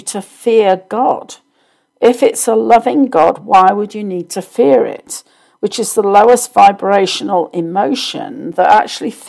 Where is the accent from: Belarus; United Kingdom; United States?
United Kingdom; I grew up in the Church of England in the UK.